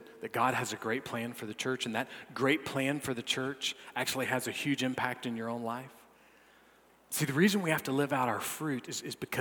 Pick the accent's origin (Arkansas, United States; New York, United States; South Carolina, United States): South Carolina, United States; North Augusta; I'm some punk from North Augusta.